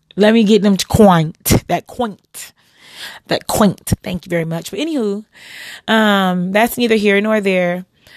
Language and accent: English; United States